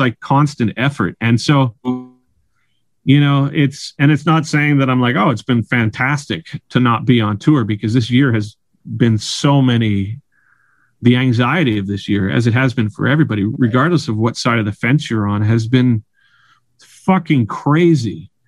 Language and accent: English; Surrey, British Columbia, Canada; now in Vancouver, Canada; was born and raised in Surrey, and I kind of, I think the thing is as well is for me, Vancouver is where I live.